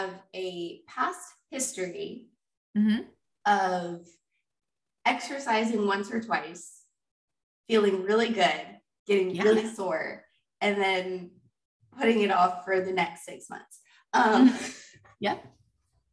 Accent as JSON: {"language": "English", "region": "Georgia", "country": "United States", "tie": "born or raised there", "said": "I'm from Georgia in the South"}